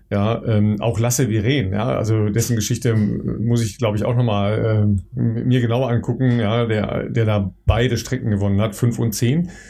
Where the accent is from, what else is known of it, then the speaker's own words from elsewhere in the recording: North Rhine-Westphalia, Germany; ist ähm, im Mai 75 in Dülmen, ja, das ist äh, in der Nähe meiner Heimat in, äh, im, im Münsterland